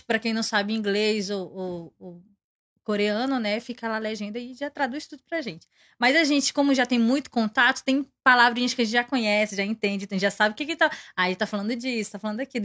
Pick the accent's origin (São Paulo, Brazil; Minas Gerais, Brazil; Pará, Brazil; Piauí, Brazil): Pará, Brazil; moved away as an adult; also born or lived in Maranhão; now in Goiânia, Brazil; eu fui criada no Pará